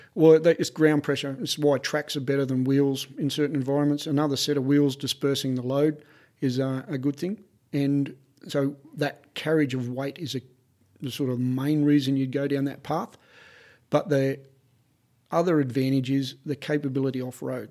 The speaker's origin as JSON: {"language": "English", "country": "Australia"}